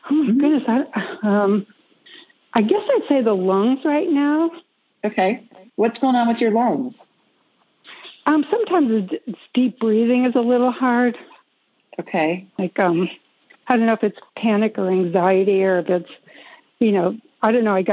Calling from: North Carolina, United States; Um, North Carolina, not too far from you.

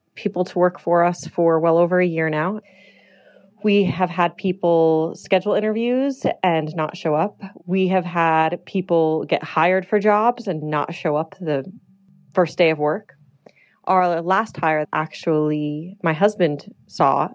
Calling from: Las Vegas, Nevada, United States; I'm calling from Las Vegas, Nevada, where I own a commercial cabinet company

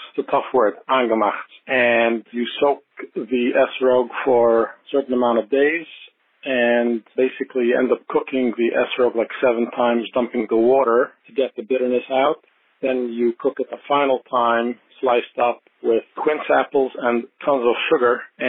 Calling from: Monsey, New York, United States; I'm calling from Muncie, New York.

